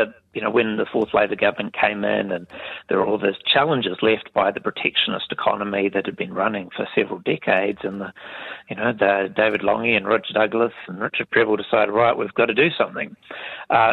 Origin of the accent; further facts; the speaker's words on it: Mapungi, southeast of Hamilton, Waikato, New Zealand; moved away; I grew up in Mapungi, which is southeast of Hamilton.